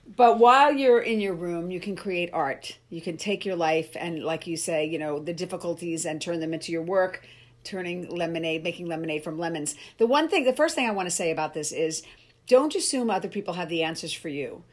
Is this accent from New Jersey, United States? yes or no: yes; Cherry Hill, New Jersey, United States; moved away; my hometown I played, which was fun, Cherry Hill, New Jersey